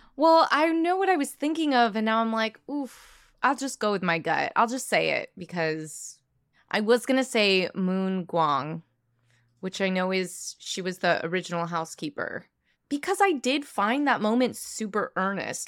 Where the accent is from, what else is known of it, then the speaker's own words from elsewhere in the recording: New York, United States; as a New Yorker